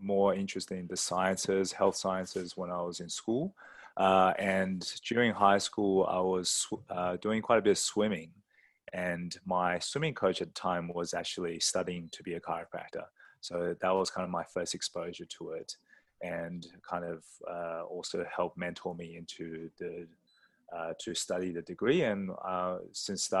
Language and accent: English; Sydney, New South Wales, Australia; moved away as an adult; also born or lived in Scotland; now in Singapore; I grew up in Australia, Sydney, Australia, where I did my studies in chiropractic